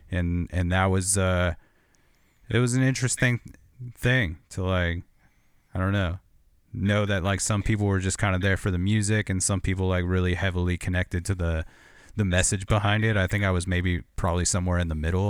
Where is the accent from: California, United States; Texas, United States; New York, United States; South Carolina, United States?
California, United States; Corona; I grew up in Corona